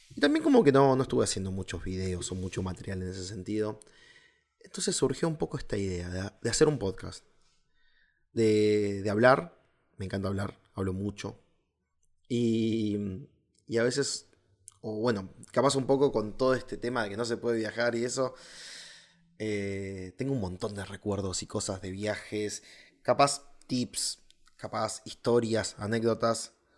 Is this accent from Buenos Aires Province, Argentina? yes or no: no; Río Gallegos, Santa Cruz, Argentina; soy del sur de Argentina